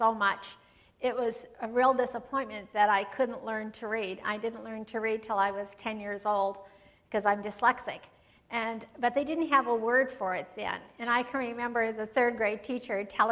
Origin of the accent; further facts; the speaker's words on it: Yakima, Washington, United States; I was born and raised in Yakima, Washington